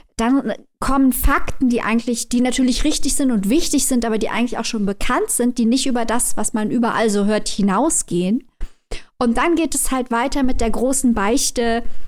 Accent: Germany; wir Deutschen

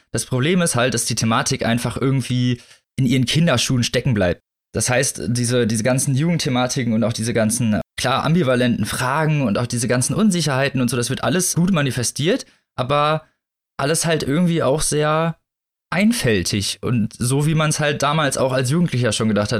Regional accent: Northern Germany, Germany; Also ich bin ja in, in nördlicheren Gefilden groß geworden

